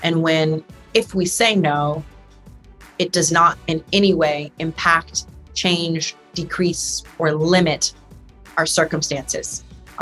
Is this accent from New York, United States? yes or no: yes; New York City, New York, United States; a little Black girl growing up in New York City